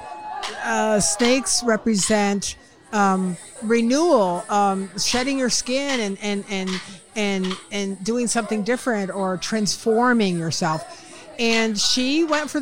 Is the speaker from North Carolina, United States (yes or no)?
yes; Asheville, North Carolina, United States; moved away; I'm originally from Asheville, North Carolina